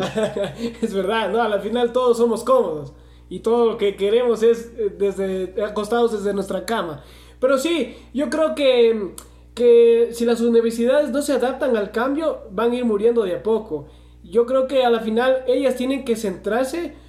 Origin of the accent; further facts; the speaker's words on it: Loja, Ecuador; somos de Loja